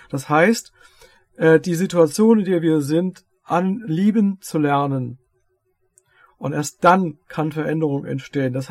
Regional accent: Lower Saxony, Germany; ich komme ja aus Dörfert, Niedersachsen. Äh, wir haben Niedersachsen, wir haben Hessen, wir haben Rheinland-Pfalz.

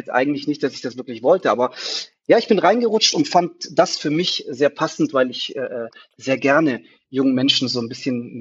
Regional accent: Germany; also born or lived in Tunisia; ich bin in Deutschland geboren. Äh, dann äh, äh, in äh, jungen Jahren äh, war ich erstmal kurzzeitig in Tunesien für drei, vier Jahre

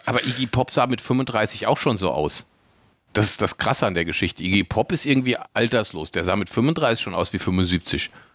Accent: Germany; bei uns in Deutschland

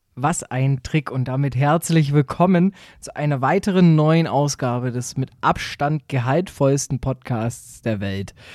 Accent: Southern Germany, Germany; Bei uns in Süddeutschland

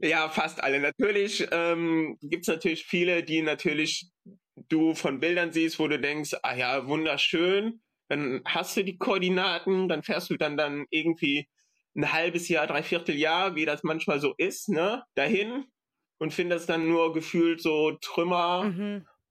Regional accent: Aachen, North Rhine-Westphalia, Germany; ich komme aus Aachen

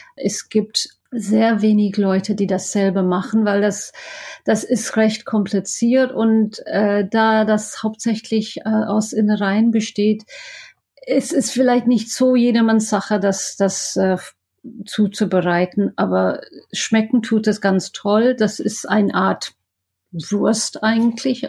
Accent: Scotland, United Kingdom; German is a second language; moved away as an adult; now in Düsseldorf, Germany; Ich komme ja aus Schottland

